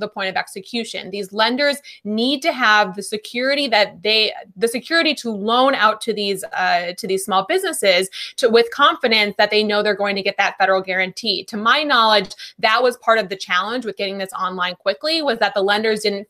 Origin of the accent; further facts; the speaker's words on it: Wisconsin, United States; moved away; I'm from Wisconsin originally